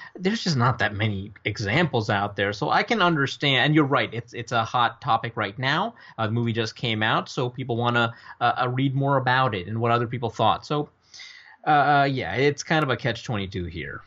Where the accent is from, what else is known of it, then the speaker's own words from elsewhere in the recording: Northern Virginia, United States; also born or lived in New Delhi, India; I grew up in Northern Virginia